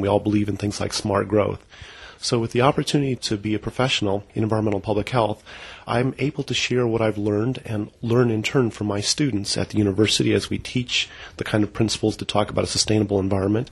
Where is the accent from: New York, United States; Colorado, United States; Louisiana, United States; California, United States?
California, United States; Berkeley; now in Eau Claire, United States; Born and raised in Berkeley, California